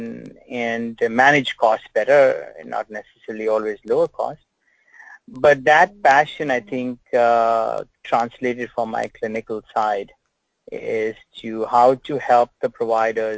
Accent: England, United Kingdom; moved away as an adult; also born or lived in India; now in United States; I was born in England, went to med school in India. Went back to England, worked in the National Health Service, and then came to the United States in 1987

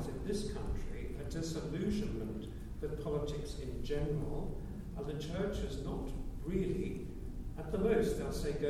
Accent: South Africa; moved away; I grew up in South Africa

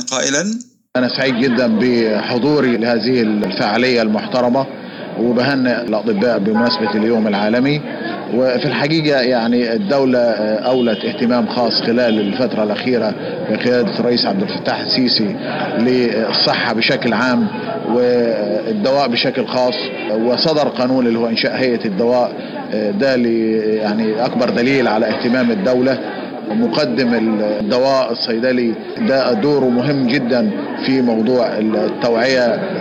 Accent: Egypt; احنا كلنا كمصريين

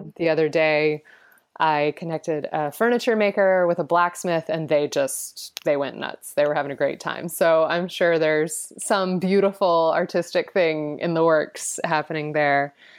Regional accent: Atlanta, Georgia, United States; I was born in Atlanta

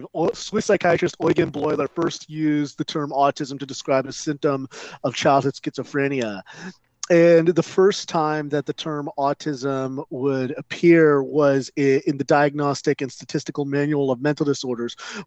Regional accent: Southern California, United States; I grew up in Southern California

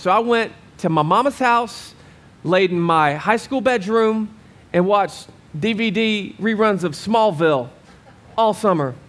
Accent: Arkansas, United States; moved away as an adult; now in Arizona, United States; I'm from Arkansas.

